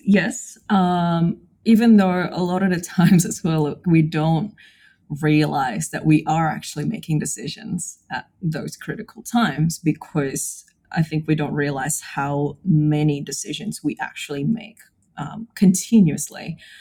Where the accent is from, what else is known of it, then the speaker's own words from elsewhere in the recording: Indonesia; moved away as an adult; now in Brisbane, Australia; I was born and raised in Indonesia, but I've been living in Brisbane for the last 12 years.